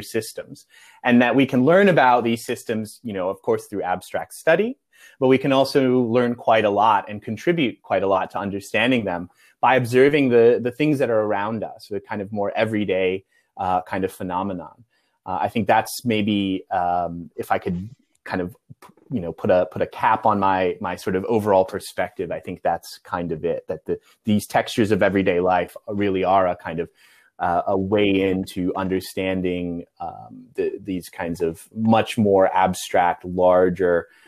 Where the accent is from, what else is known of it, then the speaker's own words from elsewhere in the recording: Midwest, United States; I grew up in the Midwest, and it often felt a little provincial.